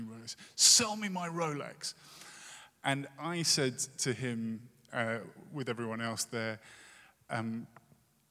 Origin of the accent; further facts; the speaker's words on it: United Kingdom; moved away; as a Brit